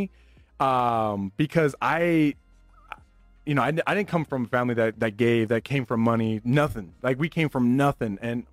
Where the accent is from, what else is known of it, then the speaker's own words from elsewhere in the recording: Las Vegas, Nevada, United States; me growing up in Vegas